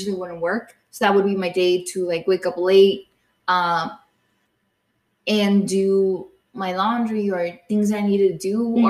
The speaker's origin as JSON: {"language": "English", "region": "Jalisco", "country": "Mexico", "moved": "yes", "said": "I'm from Jalisco."}